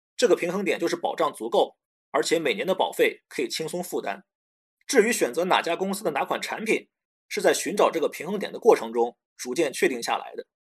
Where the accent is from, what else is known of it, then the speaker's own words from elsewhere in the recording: China; 我们中国人对储蓄有很大的偏好